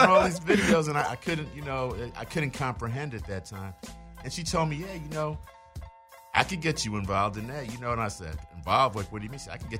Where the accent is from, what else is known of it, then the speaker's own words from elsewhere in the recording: New York, United States; also born or lived in London; that's how I ended up being born in London. But I grew up in New York.